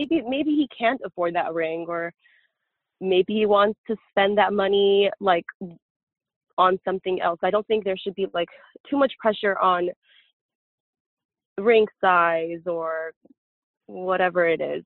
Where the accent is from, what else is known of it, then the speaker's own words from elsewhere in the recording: Los Angeles, California, United States; Not only am I from California, I'm from Los Angeles